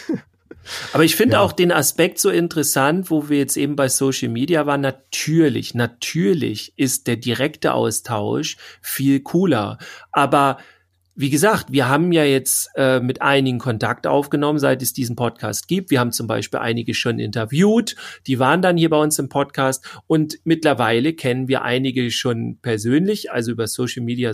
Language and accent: German; Schleswig-Holstein, Germany; Wir kommen aus Schleswig-Holstein